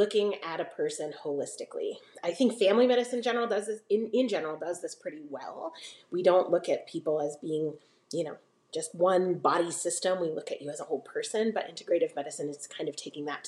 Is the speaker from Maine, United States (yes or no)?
yes; Maine, United States; now in Iowa, United States; I'm originally from Maine